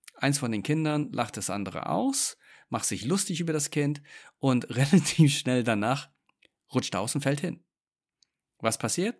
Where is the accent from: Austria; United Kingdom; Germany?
United Kingdom; England; moved away; ich bin gebürtiger Engländer. Und wir Engländer